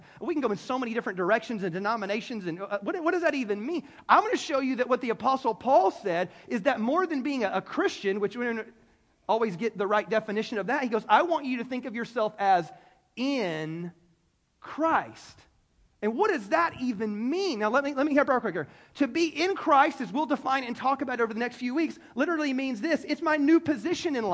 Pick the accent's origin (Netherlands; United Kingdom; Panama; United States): United States; Greenville, South Carolina; I was born in Greenville, South Carolina